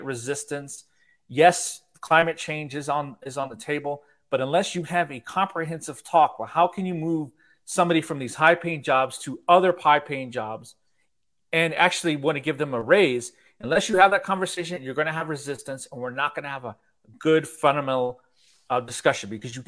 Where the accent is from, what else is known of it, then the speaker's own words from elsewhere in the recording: Houston, Texas, United States; also born or lived in New York; I grew up in the Alden area, in Erica's Homes, Inwood Forest, Greenfield Village, that area. And I went to Eisenhower High School